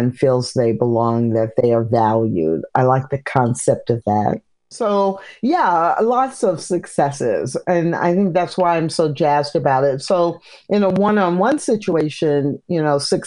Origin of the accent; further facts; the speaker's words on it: Midwest, United States; also born or lived in Missouri / Illinois / Kansas; now in Texas, United States; I live in Texas, but I grew up in the Midwest, Missouri, Illinois, Kansas